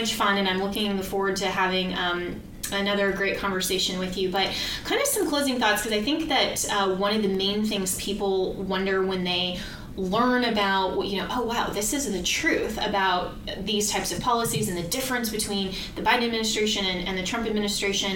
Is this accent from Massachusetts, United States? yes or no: no; Colorado, United States; my home state of Colorado